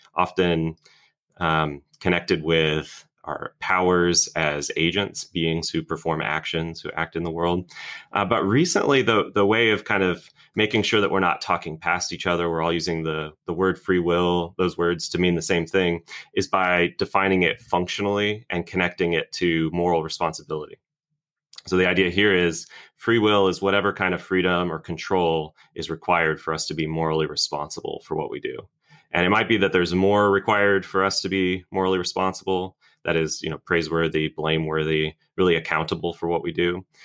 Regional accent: Orlando, Florida, United States; moved away as an adult; now in Birmingham, United States; I'm originally from Florida. I grew up in Orlando

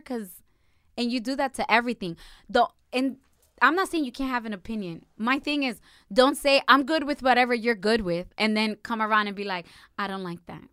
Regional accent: Perth Amboy, New Jersey, United States; I was born and raised in a branch of Dominican Republic, which is called Berthamboy

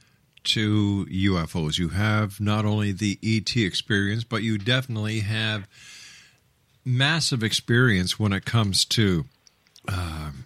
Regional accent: Canada; as a Canadian

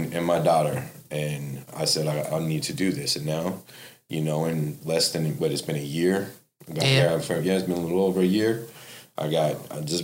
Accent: Las Vegas, Nevada, United States; moved away as an adult; now in Ohio, United States; Born and raised in Vegas. Went a lot around the world. Came to Ohio because I was all messed up in Vegas when I was about 21 years old.

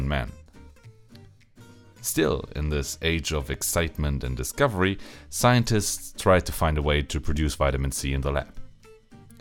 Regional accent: Germany; I'm a pharmacist from Germany

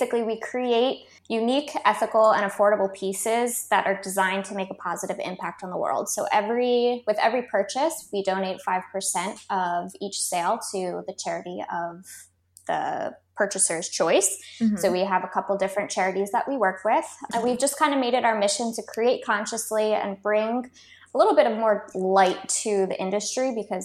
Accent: Baltimore, Maryland, United States; moved away as an adult; also born or lived in California; now in Australia; originally I'm from Baltimore, Maryland, and then we moved to California for 4 years, and then we've been in Australia for the last basically 2 years

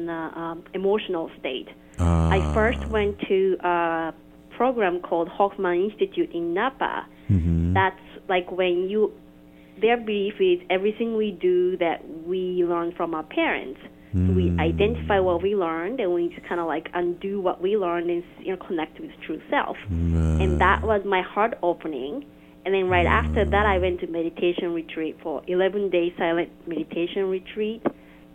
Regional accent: Tokyo, Japan; English is a second language; moved away as an adult; now in United States; I was born and raised in Tokyo, Japan.

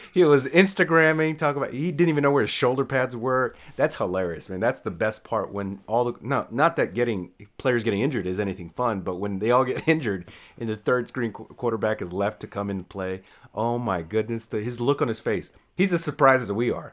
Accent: Texas, United States; also born or lived in San Antonio, Texas / Dallas, Texas / Houston, Texas; now in Austin, United States; born and raised in Hartford, Texas. I moved to San Antonio, then moved to Dallas.

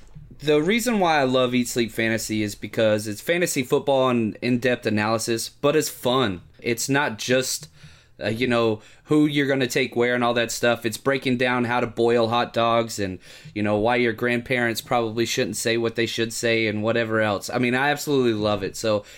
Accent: Dallas, Texas, United States; Born and raised in Dallas and a big Mavericks guy

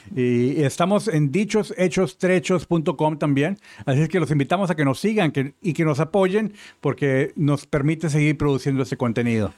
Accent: Mexico; moved away as an adult; now in United States; yo crecí en México

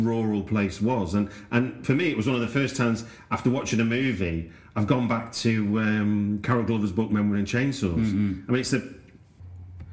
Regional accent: United Kingdom

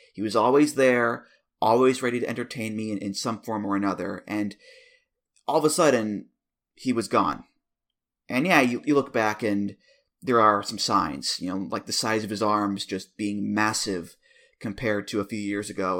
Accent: United States; as an American

